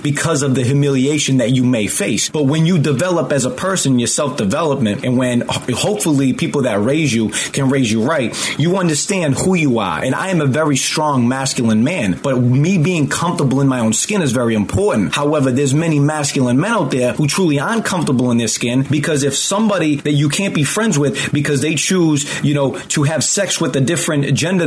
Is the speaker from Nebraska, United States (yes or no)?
no; just outside of Boston, Massachusetts, United States; I grew up just outside of Boston.